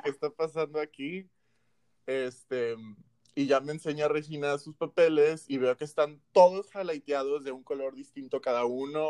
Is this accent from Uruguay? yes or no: no; Monterrey, Nuevo León, Mexico; nosotros los regios